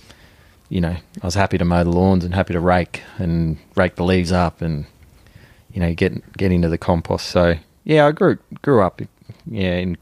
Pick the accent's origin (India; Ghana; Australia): Australia; Woodend, Victoria; I grew up in Wood End, north of Melbourne.